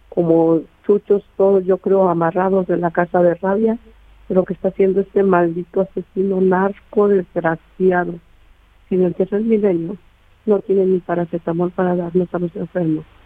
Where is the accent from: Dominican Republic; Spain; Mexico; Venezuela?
Mexico; Aguascalientes; somos de aquí de Aguascalientes.